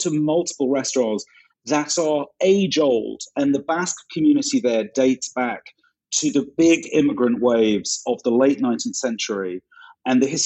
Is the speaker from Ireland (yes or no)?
no; United Kingdom; I'm British